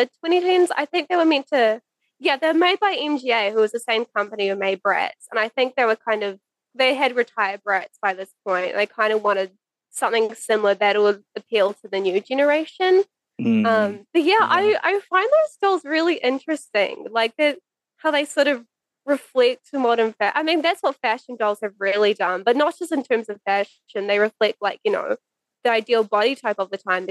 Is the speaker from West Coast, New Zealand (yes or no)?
yes; West Coast, New Zealand; I grew up on the West Coast, which is a very small area.